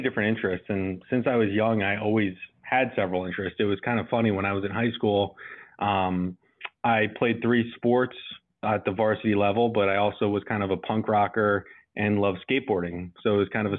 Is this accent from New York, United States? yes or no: no; New Jersey, United States; also born or lived in Salem, Virginia; I'm from New Jersey